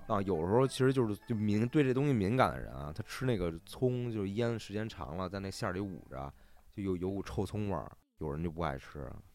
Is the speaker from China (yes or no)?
yes; Beijing, China; 我作为北京人没尝过这个没尝过豆汁儿